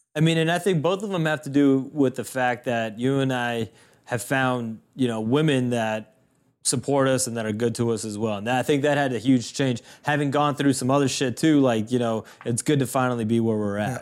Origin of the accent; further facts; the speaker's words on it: Boston, Massachusetts, United States; people that we grew up with in Boston